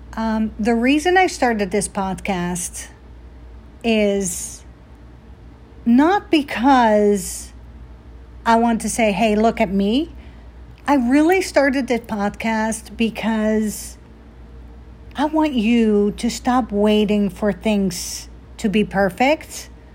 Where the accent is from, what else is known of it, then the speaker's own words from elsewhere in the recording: Netherlands; moved away; I was obviously born and raised in Holland, the Netherlands